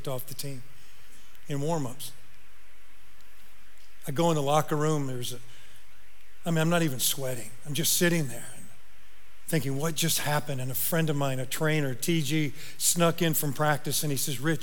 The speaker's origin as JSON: {"language": "English", "region": "Northern Indiana", "country": "United States", "moved": "yes", "said": "I'm from Northern Indiana."}